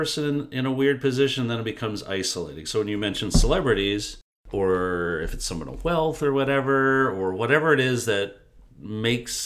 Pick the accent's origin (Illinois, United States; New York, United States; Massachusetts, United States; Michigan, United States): Michigan, United States; Detroit; I grew up in Detroit